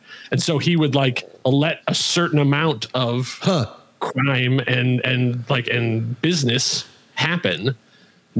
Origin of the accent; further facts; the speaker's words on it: Indiana, United States; I grew up in Indiana